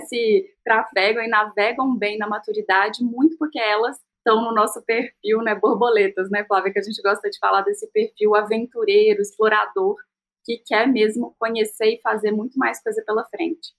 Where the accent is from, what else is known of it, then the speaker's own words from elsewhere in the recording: Minas Gerais, Brazil; eu sou mineira, empreendedora